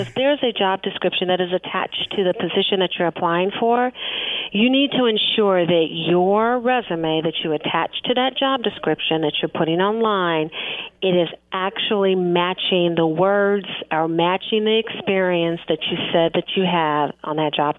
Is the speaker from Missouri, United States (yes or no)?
yes; Kansas City, Missouri, United States; I grew up in Kansas City. I have a different thought pattern. I have a different language pattern.